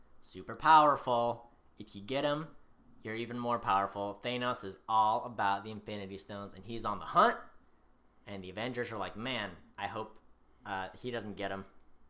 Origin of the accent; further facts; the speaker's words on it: United States; as an American